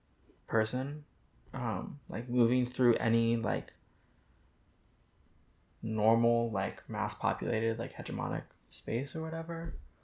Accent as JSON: {"language": "English", "region": "Indiana", "country": "United States", "tie": "born there", "also_born_or_lived": "Houston / San Francisco / New Hampshire", "said": "No, I was born in Indiana, and then I was in Houston for a couple years, and San Francisco, and I went to a boarding school in New Hampshire"}